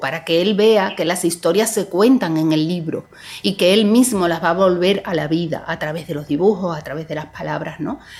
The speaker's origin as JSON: {"language": "Spanish", "town": "Seville", "region": "Andalusia", "country": "Spain", "tie": "born or raised there", "moved": "yes", "said": "Sevilla, que es mi ciudad natal"}